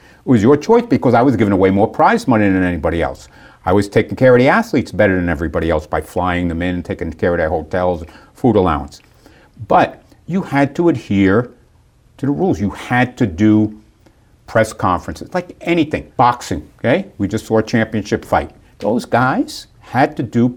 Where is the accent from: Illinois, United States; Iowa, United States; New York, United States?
New York, United States; I grew up in New York